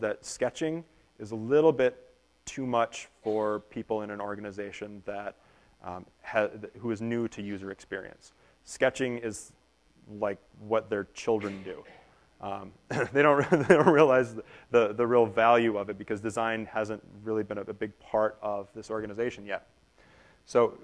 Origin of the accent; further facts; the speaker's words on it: Minnesota, United States; We are from Minnesota